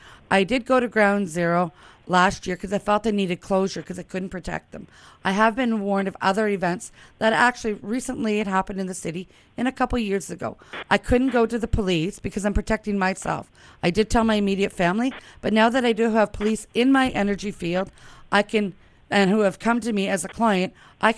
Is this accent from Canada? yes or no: yes; Ottawa, Ontario, Canada; I'm from Ottawa